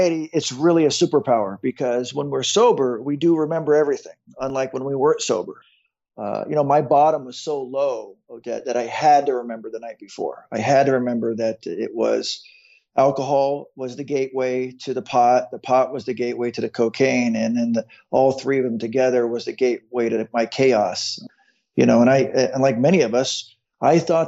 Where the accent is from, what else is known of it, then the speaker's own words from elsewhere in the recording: Phoenix, Arizona, United States; I was born in Phoenix, Arizona